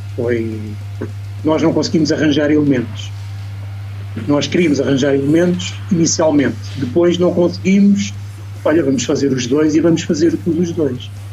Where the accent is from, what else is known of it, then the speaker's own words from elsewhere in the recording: Lisbon area, Portugal; Eu sou aqui da de Lisboa, né? a Ruda fica mais ou menos a 30 km de Lisboa.